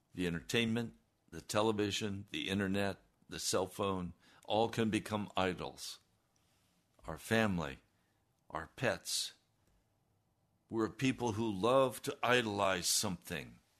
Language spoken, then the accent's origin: English; United States; how I was raised as an American